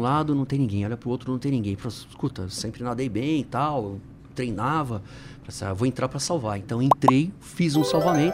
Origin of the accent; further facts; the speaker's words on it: São Paulo, Brazil; eu nasci aqui em São Paulo, sou do Tucuruvi, onde o pessoal vai de repente passar ali pela estação de metrô, tem a catraca. A catraca hum. da estação era o quintal da minha casa